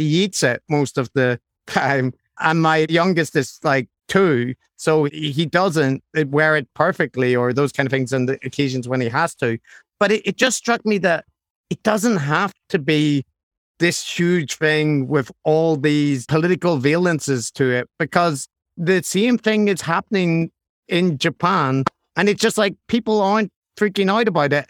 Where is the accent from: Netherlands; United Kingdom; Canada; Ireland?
Ireland; I'm Irish